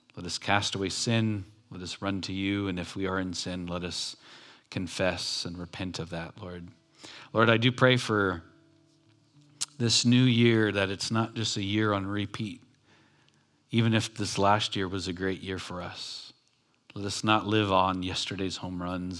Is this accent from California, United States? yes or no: yes; Long Beach, California, United States; I grew up in Long Beach in a ghetto city